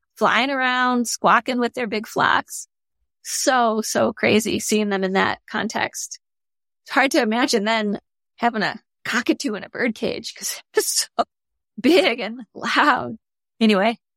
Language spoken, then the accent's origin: English; Michigan, United States; moved away; I grew up in Michigan